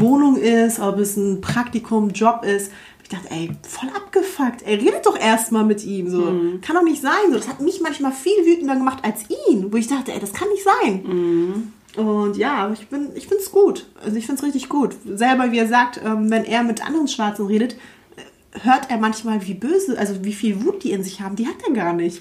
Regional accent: Hamburg, Germany; wir sind halt in Wilhelmsburg äh, groß geworden bei, das ist so ein Ghetto so in Hamburg

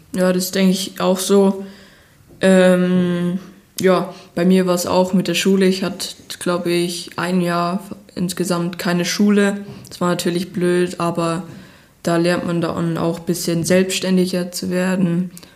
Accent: Bayerwaldhof, Bavaria, Germany; der Bayerwaldhof ist für mich die Heimat, wo ich geboren bin, wo ich meine Kindheit verbracht habe

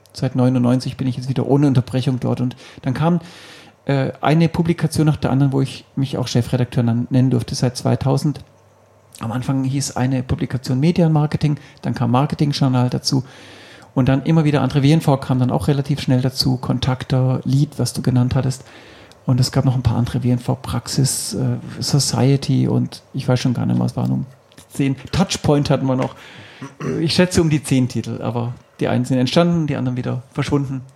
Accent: Stuttgart, Baden-Württemberg, Germany; ich bin aufgewachsen tatsächlich in Stuttgart, so gesehen stimmt es mit dem Schwaben schon mal

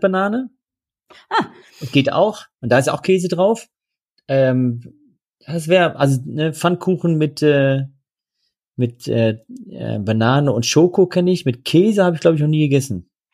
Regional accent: Netherlands; now in Germany; wir sind Niederländer, wir äh, fühlen es auch so

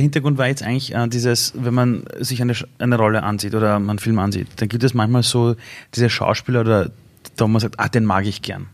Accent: Iran; now in Austria; Ich komme aus dem Iran

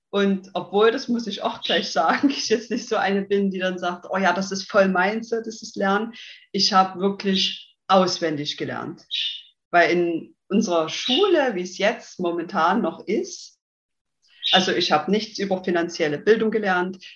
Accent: Saxony, Germany; accent: Saxon; bin 30 Jahre jung, komme ja aus dem schönen in Sachsen, deswegen der Dialekt, der kommt, denke ich, sehr stark raus.

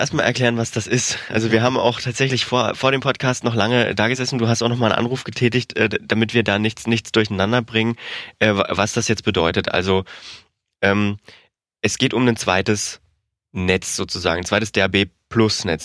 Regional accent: Thuringia, Germany; moved away; ich war wieder in Thüringen. Ich komme ja aus der Region, die freie, freies Wortland ist

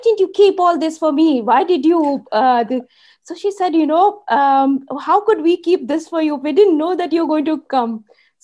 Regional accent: Mumbai, Maharashtra, India; moved away as an adult; now in Dubai, United Arab Emirates; I was born in Bombay, Mumbai.

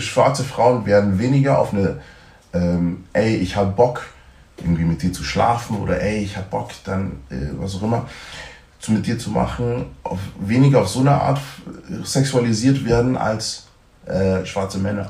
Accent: Germany; born or raised there

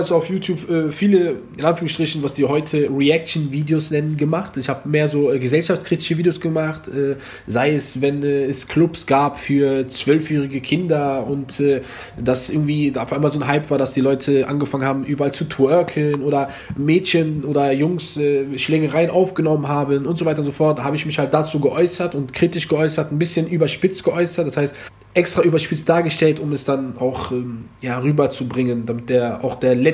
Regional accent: Germany; Ich bin voll Marokkaner, in Deutschland geboren, Deutschland groß geworden

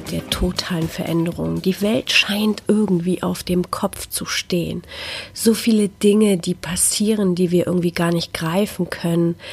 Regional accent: Szczecin, West Pomeranian Voivodeship, Poland; oder sogar einer kleinen armen Stadt in Polen wie Stettin, wo ich herkomme, ist jeder in sein Handy vertieft

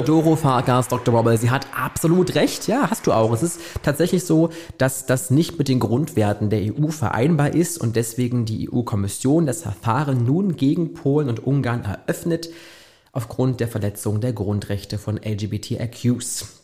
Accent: Germany; bei uns in Deutschland

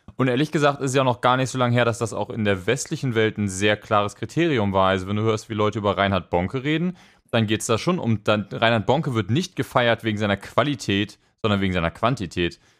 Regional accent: Hamburg, Germany; das war damals bei uns in Hamburg

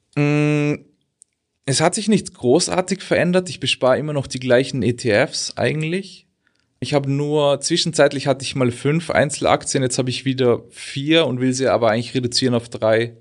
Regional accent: Austria; now in Germany; ich bin ja eigentlich Österreicher

